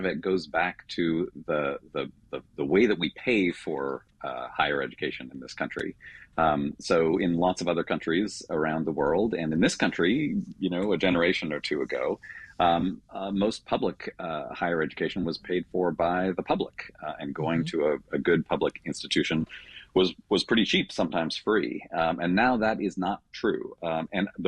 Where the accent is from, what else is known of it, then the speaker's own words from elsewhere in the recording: Canada; moved away; I grew up in Canada